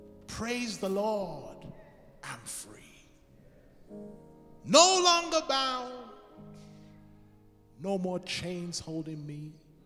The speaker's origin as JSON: {"language": "English", "region": "England", "country": "United Kingdom", "lives_now": "United States", "said": "Now, I'm from England. Pastor McCarthy's from England."}